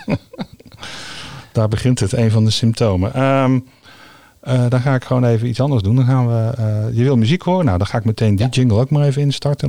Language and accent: Dutch; The Hague, South Holland, Netherlands; ik kom uit Den Haag.